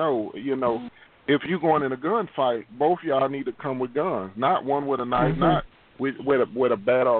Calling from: Houston, Texas, United States; I'm calling from Houston, Texas.

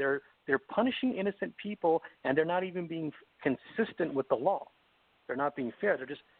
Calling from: Los Angeles, California, United States; I'm calling from the greatest state in America, California, the greatest city in America, Los Angeles.

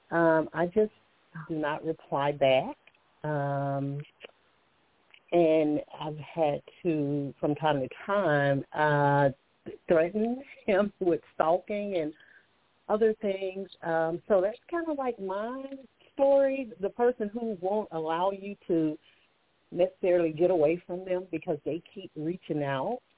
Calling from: Alabama, United States; I'm calling from Alabama

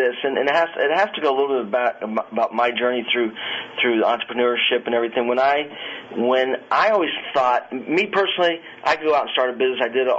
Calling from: Virginia Beach, Virginia, United States; I'm calling from Virginia Beach, Virginia.

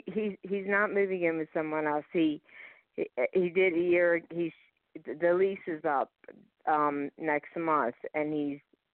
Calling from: Philadelphia, Pennsylvania, United States; I'm from Philadelphia.

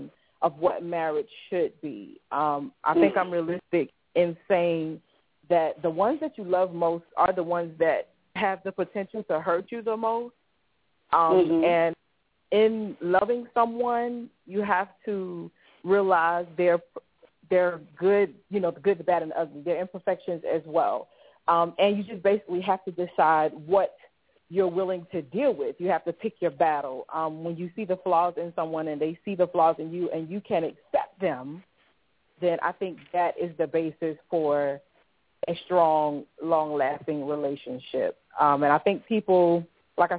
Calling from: Columbia, South Carolina, United States; I'm calling from Columbia, South Carolina

